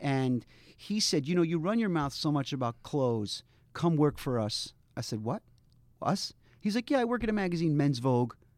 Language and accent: English; Baltimore, Maryland, United States; also born or lived in Providence, Rhode Island; now in New York, United States; I grew up in Baltimore, Maryland, in a, uh, ultra-Orthodox community in a Hasidic